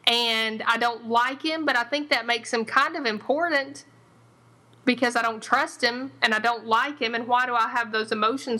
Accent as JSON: {"language": "English", "region": "Tennessee", "country": "United States", "said": "I'm from Tennessee."}